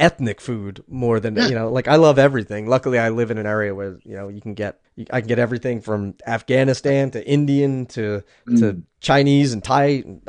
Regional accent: Abruzzo, Italy; Yeah, we're from Abruzzo, so we're about 3 hours east of Rome.

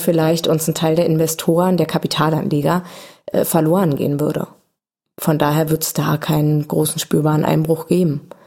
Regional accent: Berlin, Germany; als Berliner

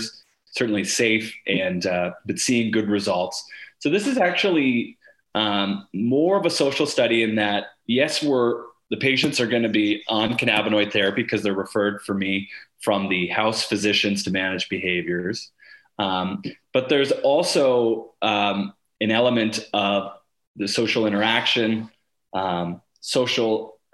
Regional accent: Sarnia, Ontario, Canada; to be in my hometown and able to do research

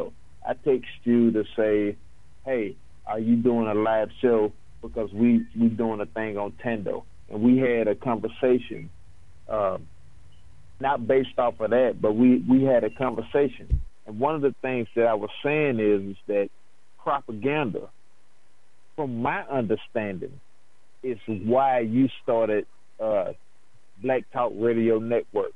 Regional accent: Tennessee, United States; I'm from Tennessee

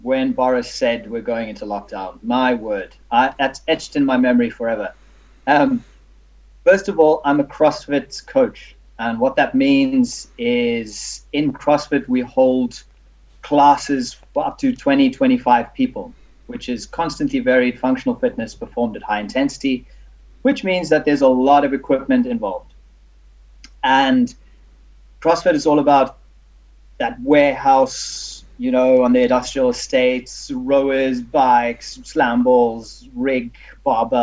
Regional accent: South Africa; now in United Kingdom; I'm South African

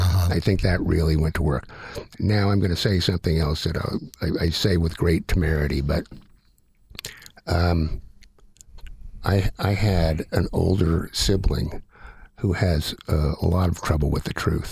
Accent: Tulsa, Oklahoma, United States; I was born in 1950 and growing up in Tulsa

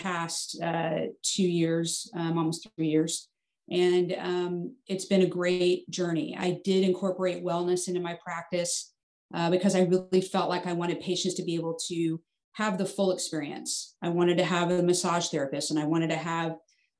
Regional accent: Fort Worth, Texas, United States; also born or lived in Arizona; I grew up here in Fort Worth, Texas

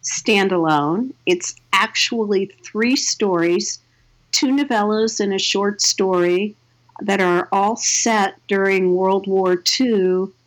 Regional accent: Washington, District of Columbia, United States; now in Chicago, United States; I'm originally from the East Coast. I grew up in Washington, D.C. And I now live in Chicago. I've lived in Chicago for about more years than I care to mention.

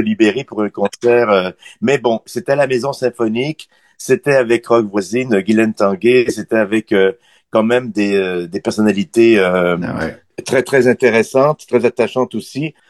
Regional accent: Quebec City, Quebec, Canada; moved away as an adult; also born or lived in Montreal; je, suis parti à Montréal en 84, moi je suis de Québec

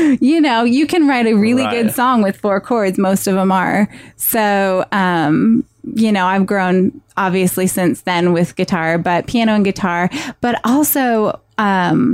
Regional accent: Bethesda, Maryland, United States; moved away; also born or lived in Washington, D.C.; I was born in Washington, D.C., and then raised in Bethesda, Maryland

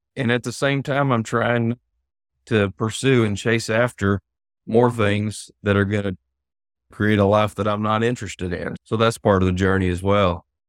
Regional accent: Hartford, Arkansas, United States; I'm sure you can tell by my accent that I've been in Arkansas most of my life. So, moved here when I was about seven

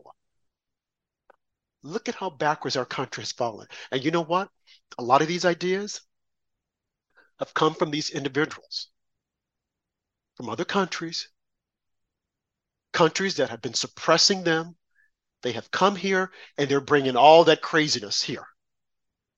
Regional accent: United States; I'm a black American

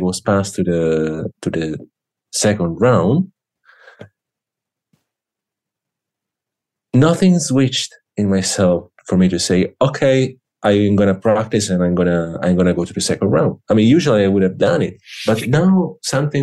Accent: Lucca, Tuscany, Italy; in my region, in Tuscany. I'm from Lucca

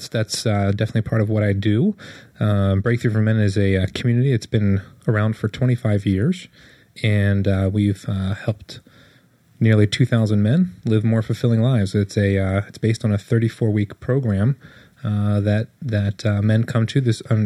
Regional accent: Monterey, California, United States

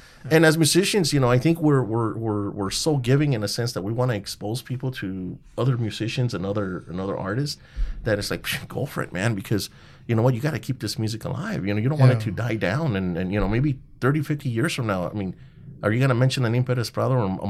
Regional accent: Montebello, California, United States; everybody knows we're from Montebello

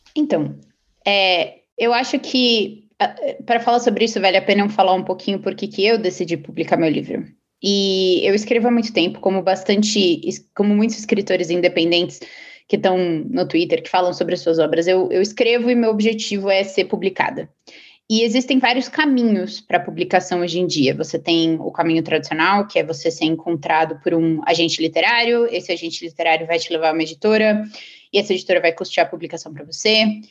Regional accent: São Paulo, Brazil; moved away as an adult; now in Silicon Valley, United States; eu sou paulista.

